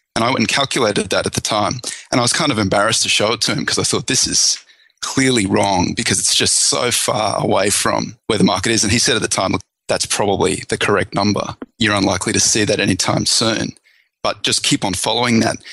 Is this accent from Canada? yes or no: no; Australia; now in United States; I'm Australian originally